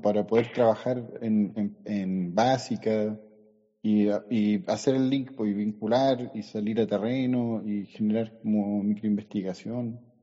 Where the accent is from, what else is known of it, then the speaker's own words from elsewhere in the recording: San Fernando, O'Higgins, Chile; also born or lived in Valparaíso; now in Las Cruces, Chile; yo soy de San Fernando